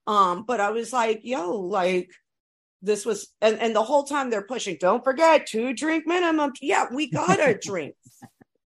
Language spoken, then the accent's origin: English; New York City, New York, United States; I'm originally from here, but, and I'm from the East Coast